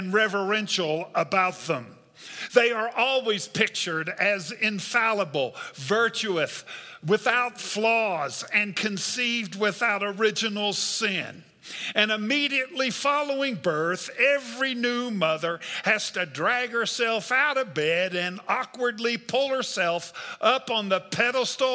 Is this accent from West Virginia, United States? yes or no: yes; West Virginia, United States; I'm a Methodist from West Virginia